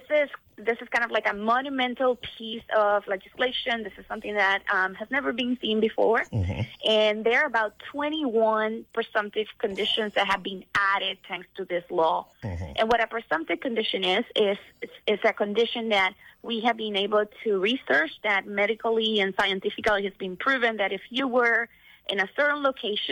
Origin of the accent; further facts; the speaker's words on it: Puerto Rico; now in Washington, D.C., United States; I'm actually calling from Washington, D.C., but I am from Puerto Rico.